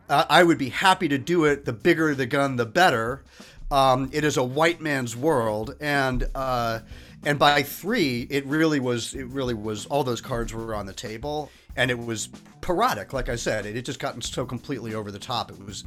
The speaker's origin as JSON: {"language": "English", "region": "England", "country": "United Kingdom", "tie": "born there", "said": "he knew that I was born in England"}